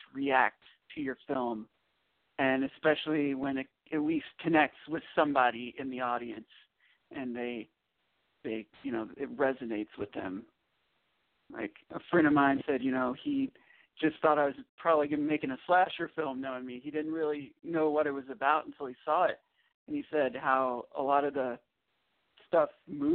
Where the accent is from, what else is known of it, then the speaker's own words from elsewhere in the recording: Owensboro, Kentucky, United States; also born or lived in Orlando, Florida; now in Seattle, United States; I'm originally from Owensboro, Kentucky.